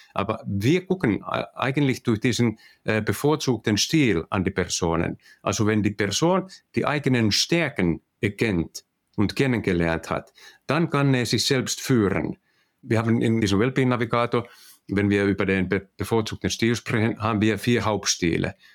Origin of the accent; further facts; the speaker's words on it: Finland; accent: Finnish; German is a second language; also born or lived in Netherlands; Also wir kommen aus Finnland und ich hoffe, dass ihr alle meinen finnischen äh, Akzent äh, verstehen könnt